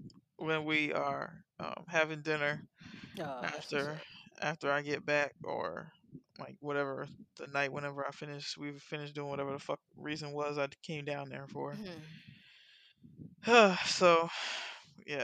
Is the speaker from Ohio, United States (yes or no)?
no; Miami, Florida, United States; I grew up in Miami, but I grew up Carroll City is fucking crazy now